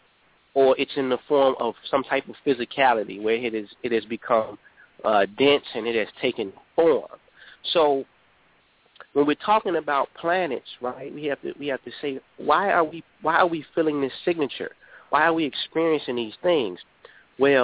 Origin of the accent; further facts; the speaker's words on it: Chicago, Illinois, United States; here in Chicago, my hometown